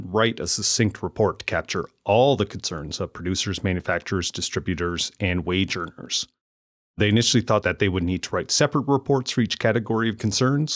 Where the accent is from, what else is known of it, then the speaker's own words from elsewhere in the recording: Amherst, Nova Scotia, Canada; growing up and then moving back to Amherst, Nova Scotia, where I currently run my business and live with my family